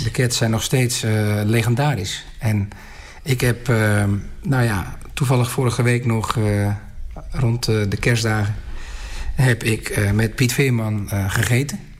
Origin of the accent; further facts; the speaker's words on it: Volendam, North Holland, Netherlands; wij maken dit als Volendammers gewoon van dichtbij mee